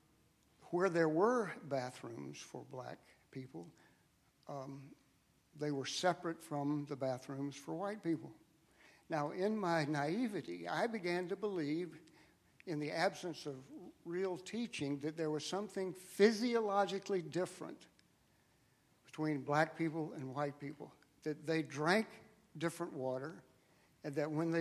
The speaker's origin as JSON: {"language": "English", "town": "Atlanta", "region": "Georgia", "country": "United States", "tie": "born or raised there", "said": "I was raised in Atlanta"}